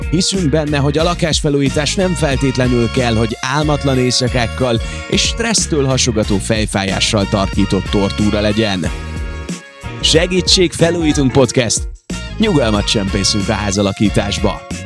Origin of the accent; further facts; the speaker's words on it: Ajka, Veszprém County, Hungary; now in Budapest, Hungary; amiben gyerekkoromban lakok, elkerülök a kollégiumba, elkerülök egy saját albérletbe, tehát sok ideig nem tudok beleszólni abba, hogy milyen vizet iszom én. Viszont mondjuk én tudom, hogy ott Ajka környékén tök finom a csapvíz